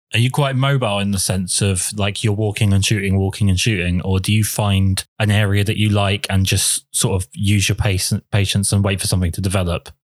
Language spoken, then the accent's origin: English; England, United Kingdom; I'm English